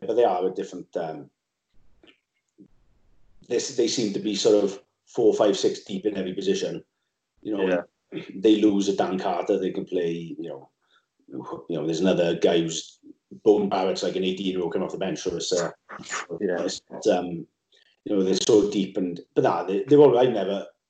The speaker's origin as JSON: {"language": "English", "area": "Swansea Valley", "region": "Wales", "country": "United Kingdom", "tie": "born or raised there", "moved": "as an adult", "lives_now": "London, United Kingdom", "said": "when I grew up in the Valley, I was from Swansea Valley"}